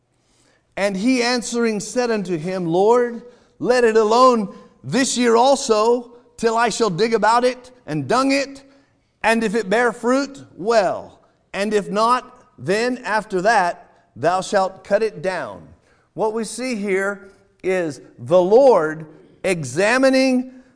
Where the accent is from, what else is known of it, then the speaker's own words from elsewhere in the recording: California, United States; now in Iowa, United States; I'm from California